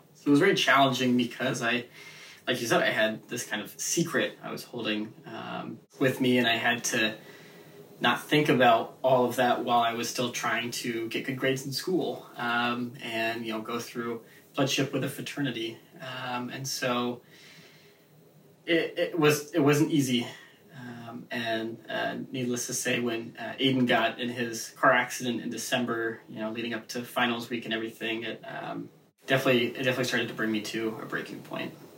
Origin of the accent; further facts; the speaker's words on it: Seattle, Washington, United States; moved away as an adult; also born or lived in Indiana; I'm the kid from Seattle, Washington, over on the you know the liberal West Coast